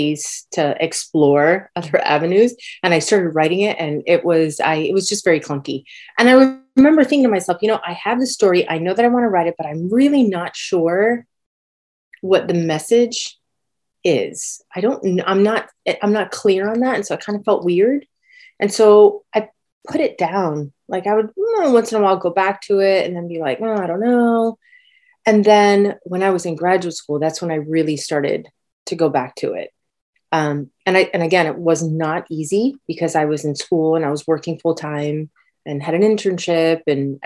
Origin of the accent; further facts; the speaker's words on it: Miami, Florida, United States; moved away as an adult; also born or lived in Los Angeles, United States; now in Boston, United States; we moved to Miami, and I actually grew up in Miami